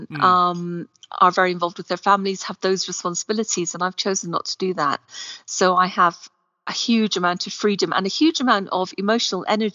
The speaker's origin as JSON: {"language": "English", "region": "Scotland", "country": "United Kingdom", "moved": "yes", "lives_now": "Morocco", "said": "I am Scottish"}